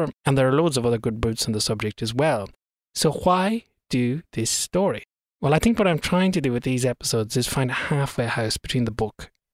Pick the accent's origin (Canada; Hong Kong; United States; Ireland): Ireland; accent: Irish; my Irish accent has an inability to pronounce THs properly